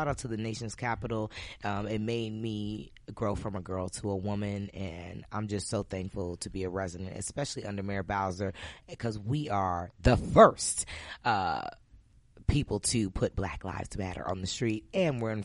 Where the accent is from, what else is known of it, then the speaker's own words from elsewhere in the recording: Piscataway, New Jersey, United States; I am from Piscataway, New Jersey. I'm from the tri-state, New York, New Jersey, Connecticut.